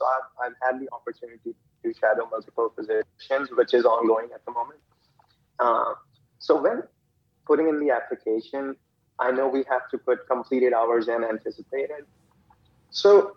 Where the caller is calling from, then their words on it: Dallas, Texas, United States; I'm calling from Dallas, Texas